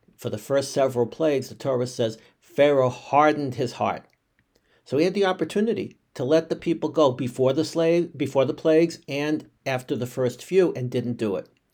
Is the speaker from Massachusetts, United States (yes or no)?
yes; Boston, Massachusetts, United States; a Bostonian by birth